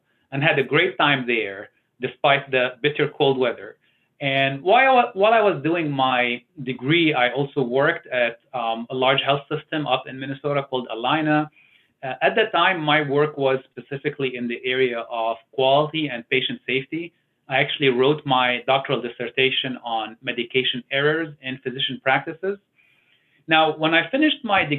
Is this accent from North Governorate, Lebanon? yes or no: no; Beirut, Beirut Governorate, Lebanon; moved away; I was born in Beirut, Lebanon, which is a small country in the Middle East